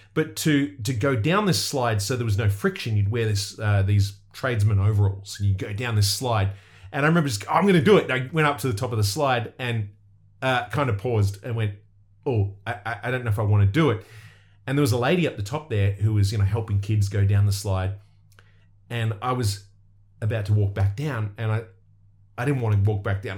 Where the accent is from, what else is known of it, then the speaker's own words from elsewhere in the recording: Australia; I'm from Australia